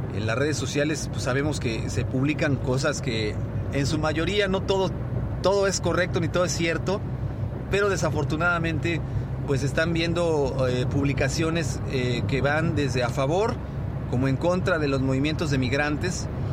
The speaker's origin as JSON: {"language": "Spanish", "country": "Mexico", "said": "los mexicanos somos gente muy abierta"}